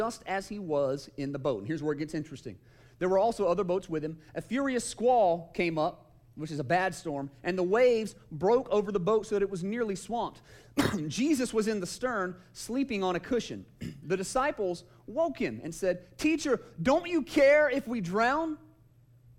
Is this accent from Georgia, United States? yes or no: yes; Kennesaw, Georgia, United States; also born or lived in Paulding County, Georgia; I grew up in Kennesaw